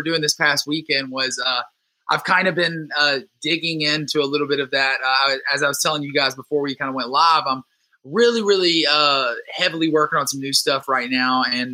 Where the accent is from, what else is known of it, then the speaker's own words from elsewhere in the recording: Cotton Valley, Louisiana, United States; moved away; I'm from Louisiana originally. I'm from a little, like a tiny speed trap town called Cotton Valley, Louisiana.